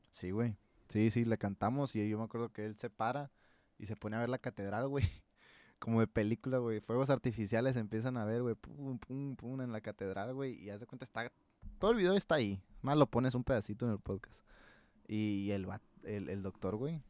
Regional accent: Sinaloa, Mexico; el crecer y ver todos los surcos de maíz, güey. ¿Quién chingados en Sinaloa no ha visto un surco de maíz?

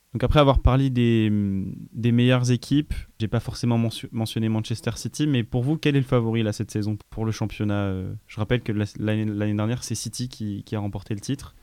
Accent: Grenoble, Auvergne-Rhône-Alpes, France; au Grenoble Foot 38 parce que c'est là d'où je viens

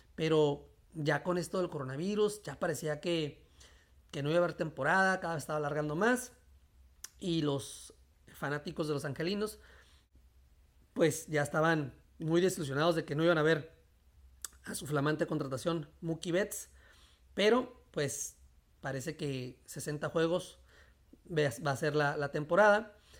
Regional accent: National City, California, United States; also born or lived in Mexico; donde yo nací, aquí en National City, San Diego

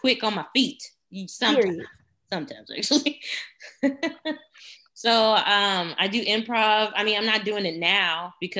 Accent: Houston, Texas, United States; We are from Houston, the land

